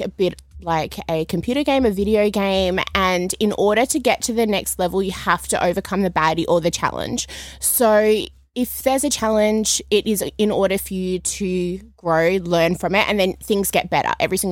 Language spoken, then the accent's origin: English; Perth, Western Australia, Australia; I'm from Perth originally